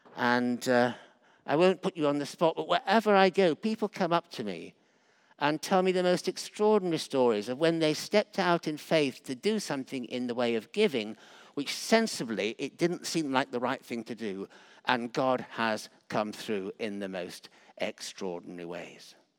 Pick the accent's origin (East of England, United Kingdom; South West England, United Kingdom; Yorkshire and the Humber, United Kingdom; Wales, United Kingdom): Yorkshire and the Humber, United Kingdom; moved away; I was brought up partly in Yorkshire